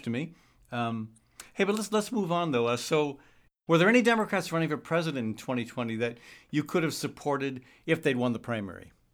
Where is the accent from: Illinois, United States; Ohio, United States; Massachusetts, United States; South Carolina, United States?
Massachusetts, United States; Saugus; moved away as an adult; now in Des Moines, United States; I grew up in Saugus, Massachusetts